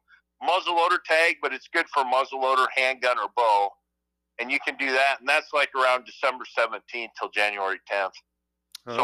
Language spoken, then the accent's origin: English; Iowa, United States; moved away as an adult; also born or lived in Syracuse, New York; now in Dexter, United States; I grew up in Iowa